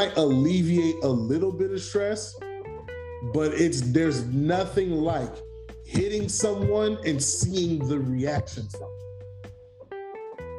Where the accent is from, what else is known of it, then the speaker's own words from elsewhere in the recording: New York City, New York, United States; being a New Yorker